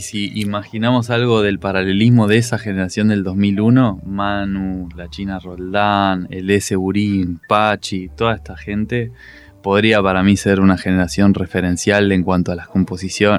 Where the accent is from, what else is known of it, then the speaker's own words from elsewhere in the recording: La Plata, Buenos Aires Province, Argentina; moved away as an adult; now in Buenos Aires, Argentina; yo soy muy platense, digamos, por más que vivo en Buenos Aires todavía